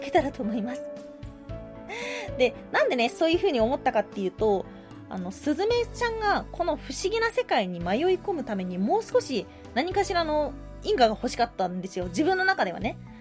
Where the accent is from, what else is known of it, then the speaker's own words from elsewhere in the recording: Hyogo, Japan; 地元が兵庫県なんで